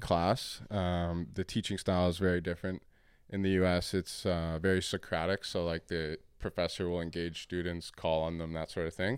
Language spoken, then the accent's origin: English; Canada; also born or lived in Windsor, Ontario; I'm Canadian. I live here in Windsor